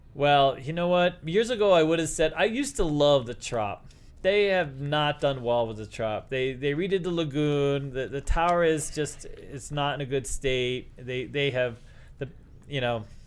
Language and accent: English; Northeast, United States; now in Las Vegas, United States; I grew up in the Northeast.